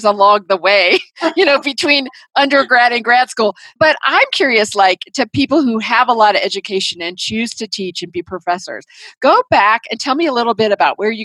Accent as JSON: {"language": "English", "town": "Indianapolis", "region": "Indiana", "country": "United States", "tie": "born or raised there", "moved": "as an adult", "lives_now": "Colorado, United States", "said": "I grew up in Indianapolis, Indiana"}